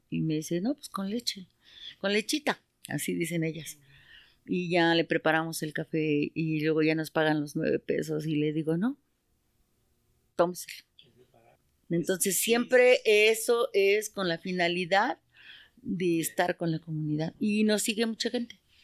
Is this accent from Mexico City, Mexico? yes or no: yes; Mexico City, Mexico; also born or lived in San Juan Teotihuacán, State of Mexico; nosotros somos del Estado de México, pero nacimos allá, pero estamos creados aquí